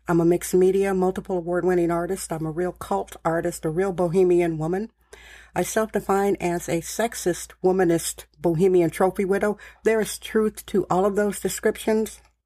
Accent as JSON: {"language": "English", "town": "Milwaukee", "region": "Wisconsin", "country": "United States", "also_born_or_lived": "San Francisco", "moved": "yes", "said": "I am originally from Milwaukee, Wisconsin."}